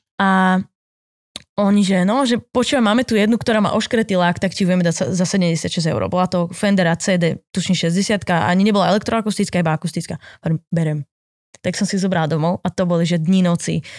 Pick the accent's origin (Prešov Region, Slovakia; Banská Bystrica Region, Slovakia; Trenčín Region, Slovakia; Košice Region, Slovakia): Trenčín Region, Slovakia; Poruba; moved away as an adult; now in Bratislava, Slovakia; som robila vtedy v pizzerii u nás v Porube